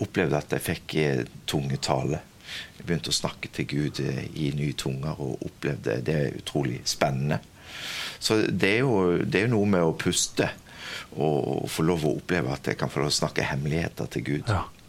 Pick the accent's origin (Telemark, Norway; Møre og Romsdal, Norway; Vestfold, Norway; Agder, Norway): Agder, Norway; Kvinesdal; accent: southern (Kvinesdal); now in Stord, Norway; Jeg er født og oppvokst på Stord, men dialekten min sier det at jeg kommer sørifra, så jeg kommer fra Kvinesdal.